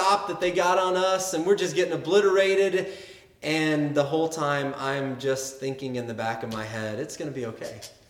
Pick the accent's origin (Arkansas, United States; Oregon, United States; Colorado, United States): Arkansas, United States; I grew up in Arkansas